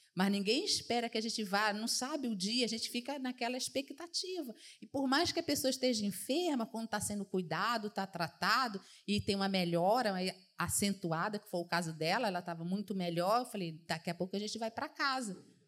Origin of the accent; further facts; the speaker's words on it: Northeast Region, Brazil; moved away; na minha terra a gente fala muito riacho, né, nordestino